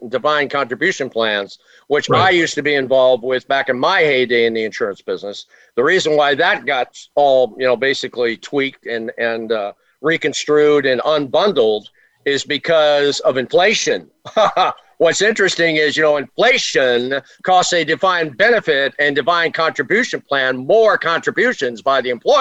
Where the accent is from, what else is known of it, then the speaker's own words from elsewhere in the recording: Washington, District of Columbia, United States; I was born in Washington, D.C.